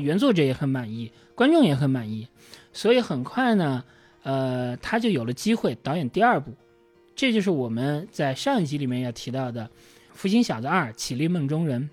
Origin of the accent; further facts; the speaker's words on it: China; also born or lived in Beijing; 我们中国人是能够理解这种是的，感受的